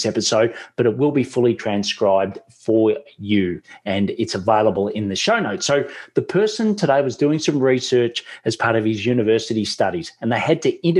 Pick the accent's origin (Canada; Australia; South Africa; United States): Australia; accent: Australian; my Australian accent